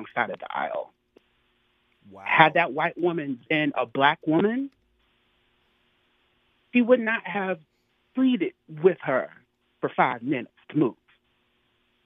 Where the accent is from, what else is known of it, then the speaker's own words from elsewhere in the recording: North Carolina, United States; moved away as an adult; now in New York, United States; I'm from North Carolina, but I've been living in New York for the past 10 years or so.